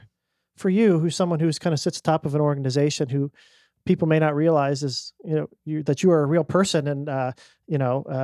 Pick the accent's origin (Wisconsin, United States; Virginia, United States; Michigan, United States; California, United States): Virginia, United States; Richmond; when I was little, we used to go to the Colts games in Baltimore from Richmond.